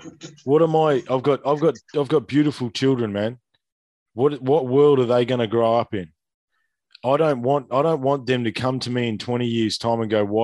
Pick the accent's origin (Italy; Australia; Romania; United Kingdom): Australia; I grew up in Australia where we knew our neighbors, where we could leave the doors unlocked, where we treated each other with respect and equality and understanding